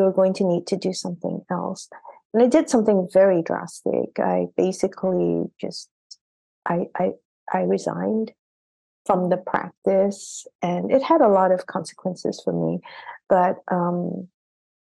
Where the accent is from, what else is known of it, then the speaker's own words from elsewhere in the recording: Singapore; moved away as an adult; also born or lived in Boston; I had come from a very regimented education system because I grew up in Singapore